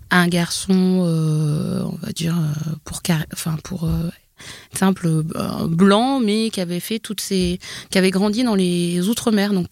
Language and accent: French; Normandy, France; born there; par exemple, je suis née en Normandie, mais je comprends bien que, que par peut-être ma couleur de peau, ça correspond pas à ce qu'on a envie d'entendre.